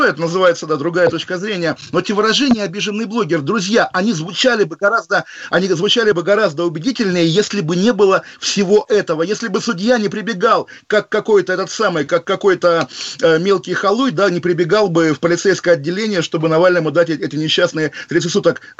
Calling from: London, United Kingdom; я из Лондона с вами разговариваю

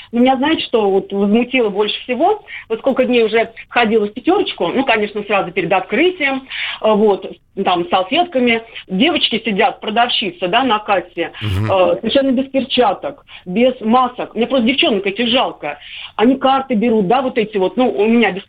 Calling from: Nizhny Novgorod, Nizhny Novgorod Oblast, Russia; я из Нижнего Новгорода.

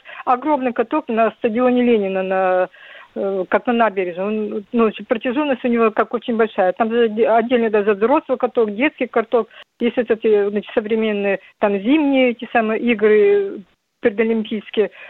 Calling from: Khabarovsk, Khabarovsk Krai, Russia; Я звоню с Дальнего Востока, с города Хабаровска.

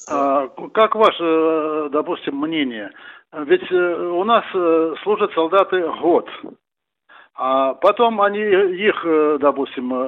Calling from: Voronezh, Voronezh Oblast, Russia; Из, из Воронежа.

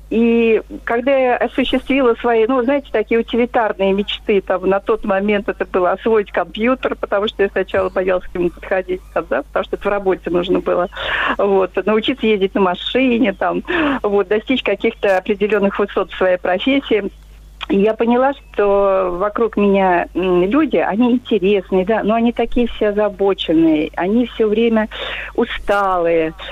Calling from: Vladimir, Vladimir Oblast, Russia; я из Владимира.

